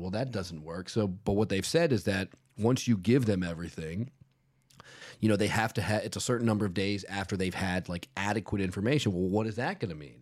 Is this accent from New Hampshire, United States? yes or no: no; Virginia, United States; now in South Florida, United States